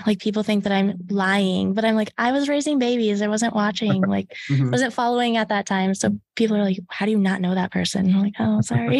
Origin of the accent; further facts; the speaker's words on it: Lytton, Iowa, United States; also born or lived in Carroll, Iowa; I lived in Lytton, Iowa, and it was Rockwell City, Lytton at the time. Super, super small school. I think it's like South Central Calhoun or something like that now. There's just a bunch of mixed, like the Rockwell City area, Fort Dodge. So I grew up there until I was 11, and then I moved to Carroll.